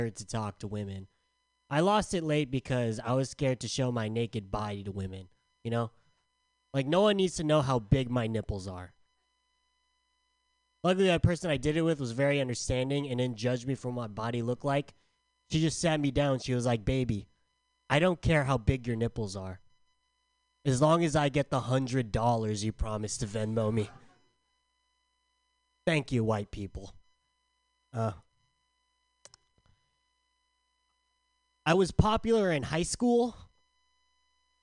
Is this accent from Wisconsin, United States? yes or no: no; San Diego, California, United States; I'm from San Diego